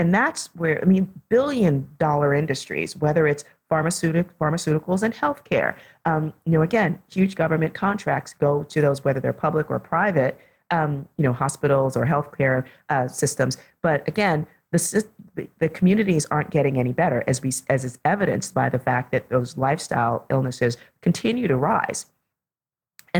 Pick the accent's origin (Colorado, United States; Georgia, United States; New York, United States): New York, United States; New York City; I was one of the kids growing up in the South Bronx in the 1970s and early 80s